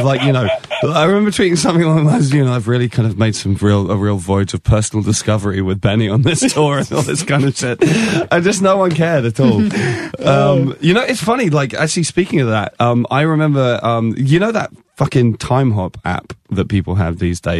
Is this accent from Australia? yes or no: no; England, United Kingdom; Nobody knew who I was, and I'm English, and I got an acoustic guitar and like a lumberjack shirt